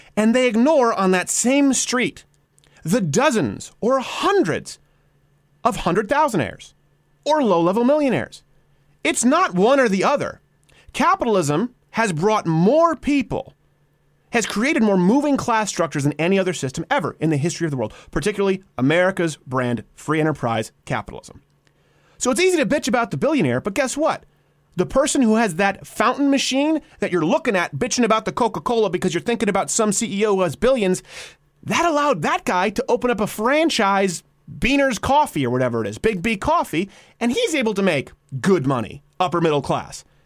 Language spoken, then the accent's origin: English; Quebec, Canada; moved away; also born or lived in Detroit, Michigan, United States; I was raised in Quebec.